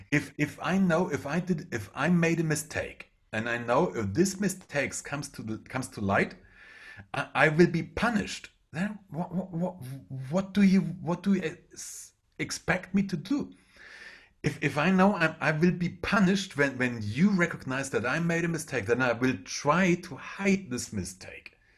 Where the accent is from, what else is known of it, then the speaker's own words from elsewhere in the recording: Germany; first language German; English is a second language; I'm a German, so English is not my first language